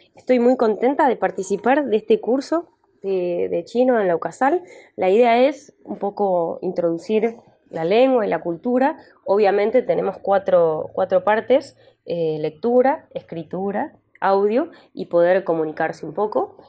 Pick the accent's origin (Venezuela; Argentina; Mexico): Argentina; Me gusta decir que soy argentina